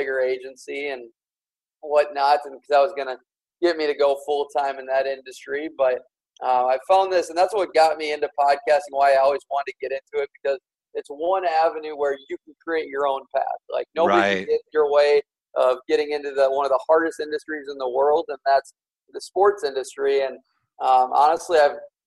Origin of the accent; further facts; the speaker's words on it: Minnesota, United States; I'm born and raised in Minnesota